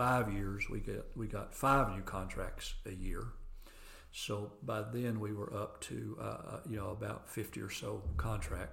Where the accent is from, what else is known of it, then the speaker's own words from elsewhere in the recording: near McMinn County Airport, Tennessee, United States; I grew up very near the McMinn County Airport